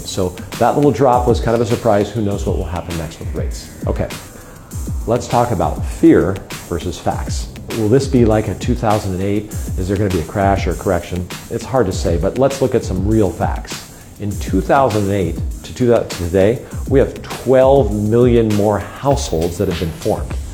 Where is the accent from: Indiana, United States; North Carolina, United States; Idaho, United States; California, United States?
Idaho, United States; Sun Valley; moved away as an adult; now in San Luis Obispo County, United States; I grew up in Sun Valley, Idaho